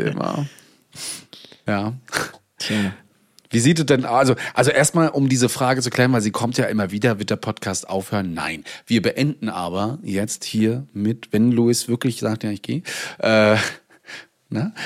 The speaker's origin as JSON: {"language": "German", "region": "East Germany", "country": "Germany", "said": "Hier auch bei uns im Osten."}